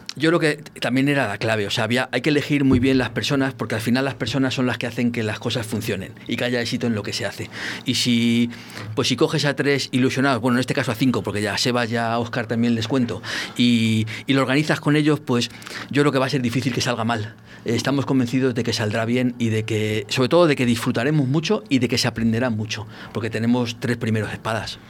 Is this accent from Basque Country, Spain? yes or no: no; El Barco de Ávila, Castile and León, Spain; en mi pueblo